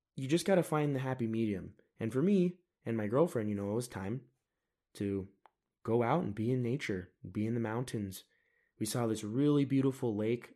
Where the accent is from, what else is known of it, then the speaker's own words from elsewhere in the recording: United States; I am an American